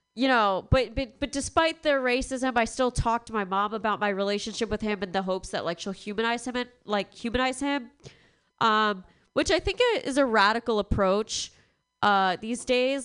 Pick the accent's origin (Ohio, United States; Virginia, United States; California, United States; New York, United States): New York, United States; Long Island; moved away as an adult; I'm from Long Island, which is a super white uh, area in New York